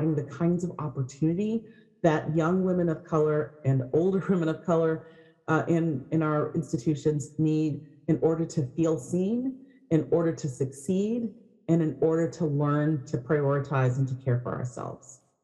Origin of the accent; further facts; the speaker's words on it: Berkeley, California, United States; I grew up in Berkeley